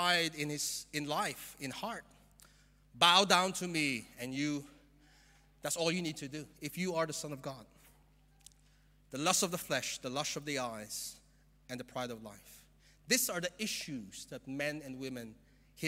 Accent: Philippines; moved away; I'm from the Philippines

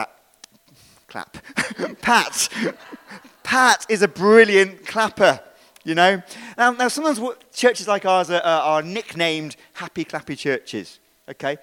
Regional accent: United Kingdom; We're British

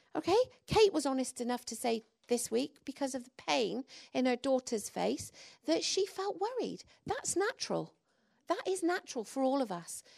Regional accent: England, United Kingdom; now in Wales; I'm English

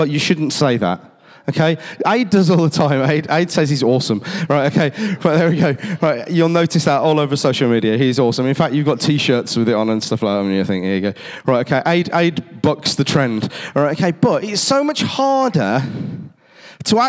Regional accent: Cradley Heath, West Midlands, United Kingdom; I grew up down on Bars Road, the same place where Hayden Hill Leisure Centre is, and in my school, Timber Tree

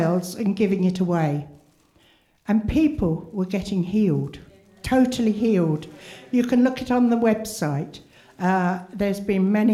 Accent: Wales, United Kingdom; I came from Wales

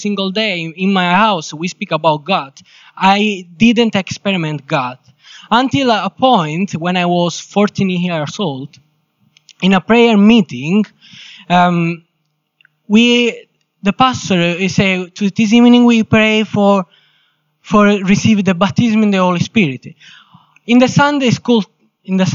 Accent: Sicily, Italy; English is a second language; moved away as an adult; now in England; I'm from Italy, specifically Sicily.

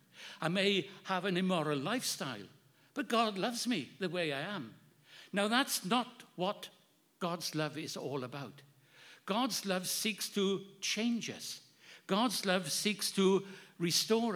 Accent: Wales, United Kingdom; my hometown in Wales

